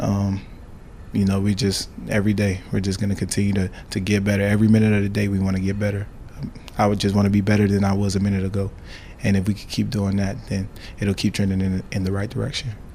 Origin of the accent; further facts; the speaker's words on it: Miami, Florida, United States; now in Nebraska, United States; we're from Miami